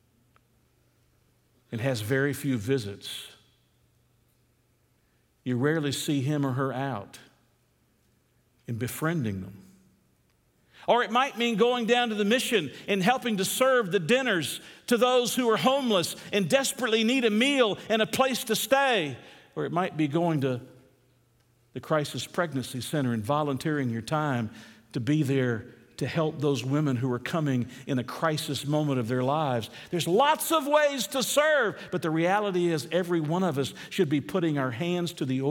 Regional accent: United States; We're American Christians

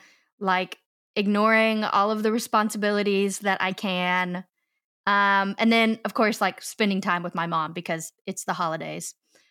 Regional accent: Arkansas, United States; I am a Chinese transracial adoptee, and I grew up in Central Arkansas, where I am still located.

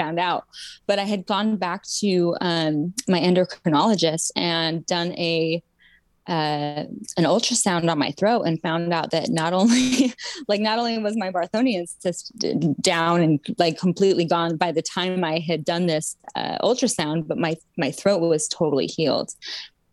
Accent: Utah, United States; I grew up in Utah

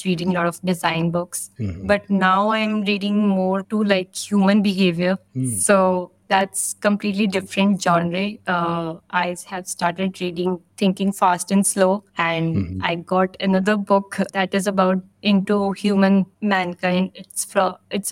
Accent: New Delhi, Delhi, India; I'm from New Delhi, India.

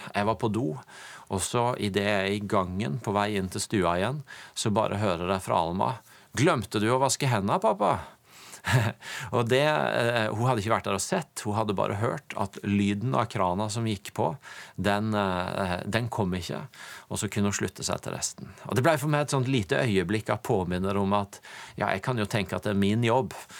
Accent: Tvedestrand, Agder, Norway; kjøkkenbordet jeg fikk lov til å vokse opp i i min familie hjemme i Tvedestrand

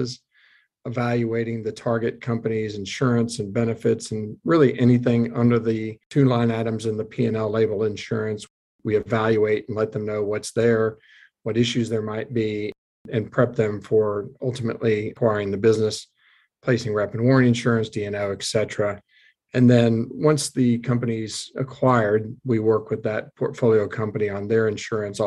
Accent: Missouri, United States; also born or lived in Omaha, Nebraska; now in Houston, United States; I grew up in Missouri, where I was born, in a small town, and my parents were both teachers at some smaller high schools around the northwest part of Missouri, and then moved to Omaha, Nebraska.

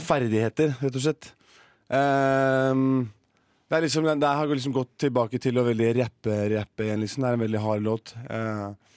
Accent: Horten, Vestfold, Norway; moved away as an adult; now in Oslo, Norway; Jeg har bare vært og besøkt moren min hjemme i Horten

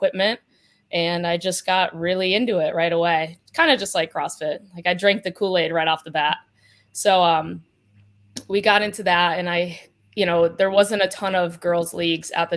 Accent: Pittston, Pennsylvania, United States; I am from northeastern Pennsylvania. So I grew up in Pittston

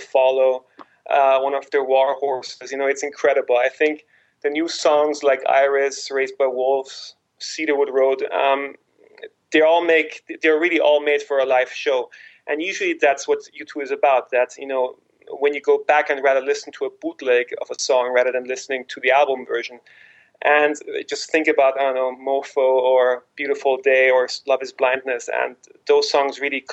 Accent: Vienna, Austria; now in Istanbul, Turkey; I'm from Vienna, Austria, and currently residing in Istanbul.

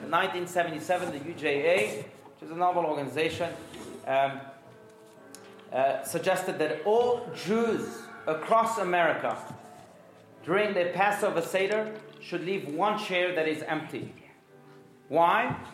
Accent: France; moved away; I grew up in France. I was born in France.

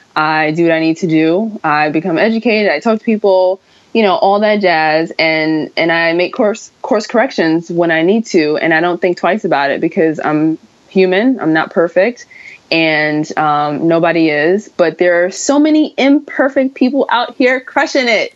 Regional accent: New York, United States; me being a New Yorker

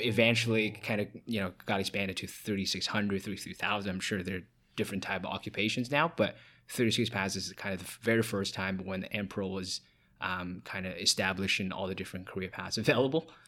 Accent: Hefei, Anhui, China; moved away as an adult; now in Toronto, Canada; I was born and raised in China

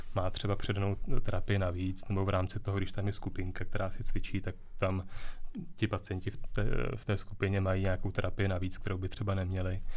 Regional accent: Děčín, Ústí nad Labem Region, Czechia; já jsem z Děčína

